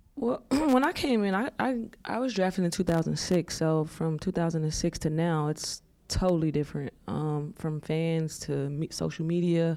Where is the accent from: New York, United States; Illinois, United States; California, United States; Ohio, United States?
Illinois, United States; Chicago; moved away; my mom sheltered me, you know, growing up in Chicago